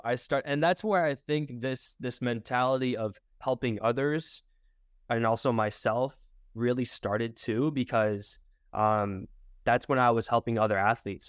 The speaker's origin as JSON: {"language": "English", "region": "Michigan", "country": "United States", "said": "I'm originally from Michigan"}